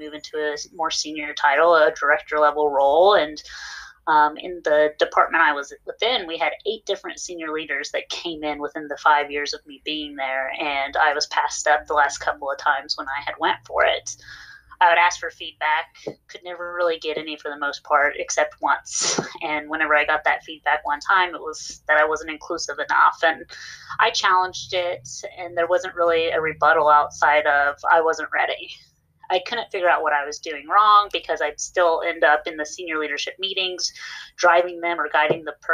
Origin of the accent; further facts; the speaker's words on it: West Virginia, United States; now in Dallas, United States; I'm originally from West Virginia, and in West Virginia, people don't really like difference